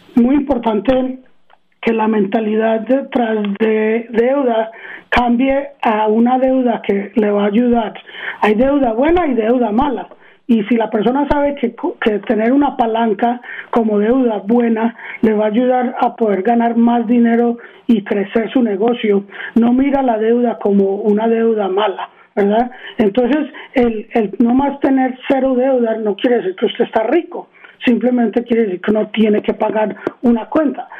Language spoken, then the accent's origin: Spanish; Arizona, United States; born or raised there; also born or lived in Queens, New York / Medellín, Colombia (parents)